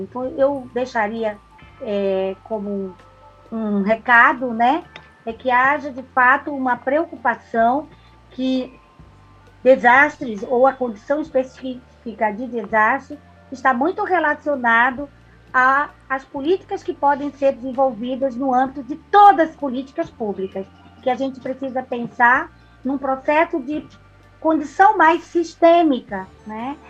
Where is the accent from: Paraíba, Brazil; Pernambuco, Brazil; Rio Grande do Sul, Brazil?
Pernambuco, Brazil; Eu sou uma pernambucana muito que sou muito, amo muito a minha terra